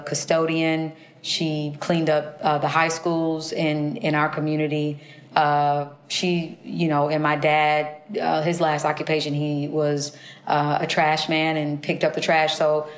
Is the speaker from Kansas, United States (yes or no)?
yes; Kansas City, Kansas, United States; I was born in Kansas City, Kansas, in a county called Wyandotte County